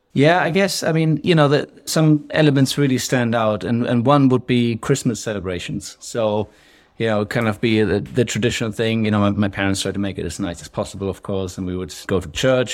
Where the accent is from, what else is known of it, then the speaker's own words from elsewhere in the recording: western Germany, Germany; accent: German, sprinkled in with some English, Scottish; moved away as an adult; now in Scotland, United Kingdom; I grew up in Germany, uh, kind of western part of Germany, and when I was nineteen, I left home and I went abroad.